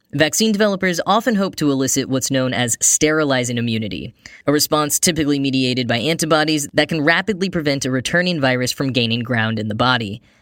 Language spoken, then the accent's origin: English; Grapevine, Texas, United States; now in New York, United States; I grew up in a town called Grapevine, Texas